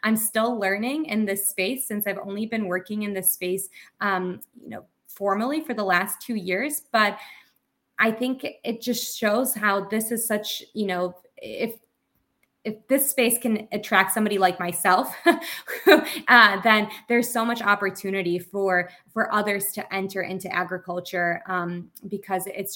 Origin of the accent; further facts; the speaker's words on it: Bulgaria; I grew up in Bulgaria.